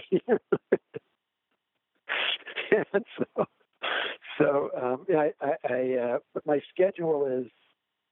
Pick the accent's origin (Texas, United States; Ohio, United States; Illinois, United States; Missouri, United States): Illinois, United States; in my home state of Illinois